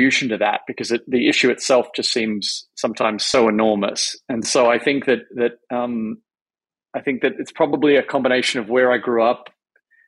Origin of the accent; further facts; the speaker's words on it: Melbourne, Victoria, Australia; moved away as an adult; now in New York, United States; I grew up in just a middle class suburb of Melbourne